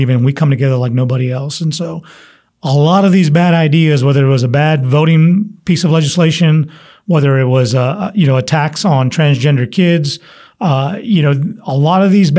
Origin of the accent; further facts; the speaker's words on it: San Antonio, Texas, United States; I'm from San Antonio